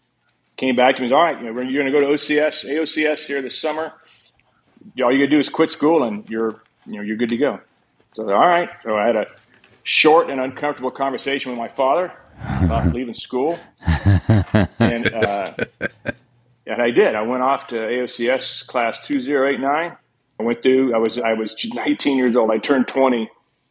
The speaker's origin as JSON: {"language": "English", "region": "Texas", "country": "United States", "tie": "born or raised there", "said": "I grew up in Texas"}